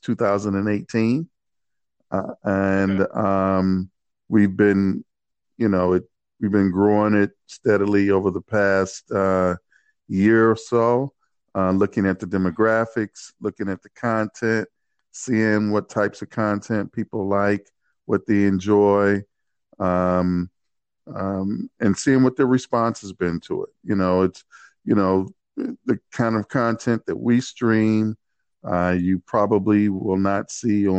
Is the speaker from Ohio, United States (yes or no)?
yes; Cleveland, Ohio, United States; I grew up in Cleveland, Ohio